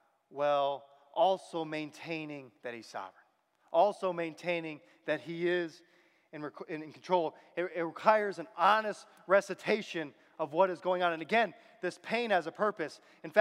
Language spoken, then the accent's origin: English; Michigan, United States; born there; also born or lived in Virginia; And I was born in Michigan. I lived a lot of my life in Virginia, but I have a lot of family here.